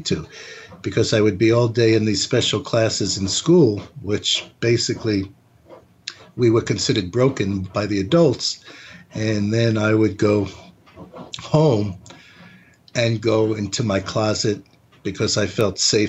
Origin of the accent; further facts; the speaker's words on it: New York City, New York, United States; I grew up in New York City